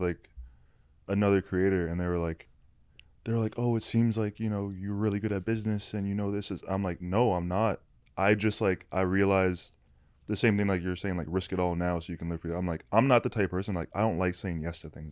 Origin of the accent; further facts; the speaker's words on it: Canada; I'm Canadian